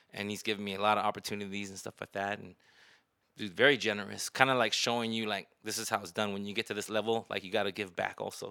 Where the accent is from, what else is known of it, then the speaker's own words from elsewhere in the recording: Cerritos, California, United States; now in Las Vegas, United States; I was from Cerritos